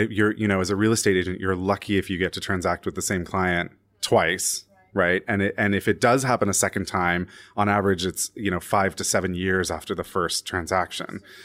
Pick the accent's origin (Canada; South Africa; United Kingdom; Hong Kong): Canada; now in New York City, United States; I'm Canadian.